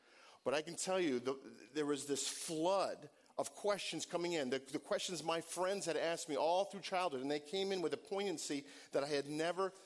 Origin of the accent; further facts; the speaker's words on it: Northeast, United States; I grew up in the Northeast, and I wasn't in an evangelical community